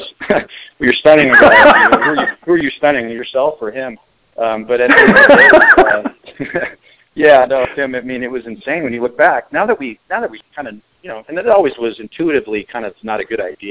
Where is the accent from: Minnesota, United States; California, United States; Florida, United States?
California, United States; Pleasanton; moved away as an adult; also born or lived in Arizona / Scottsdale, Arizona; I went to Amador Valley High School in Pleasanton, California, just about 45 minutes outside of Oakland or in San Francisco, in the East Bay, and grew up there